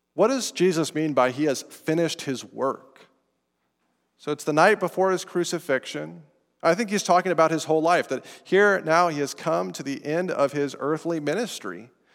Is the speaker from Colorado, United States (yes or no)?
yes; Estes Park, Colorado, United States; I'm from Colorado, from Estes Park, up near Rocky Mountain National Park